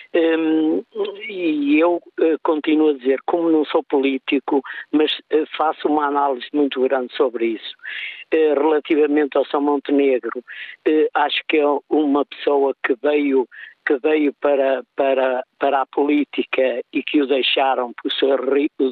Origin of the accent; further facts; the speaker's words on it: São João da Madeira, Aveiro District, Portugal; also born or lived in Santa Maria da Feira; sou de São João da Madeira, ou vizinho de São João da Madeira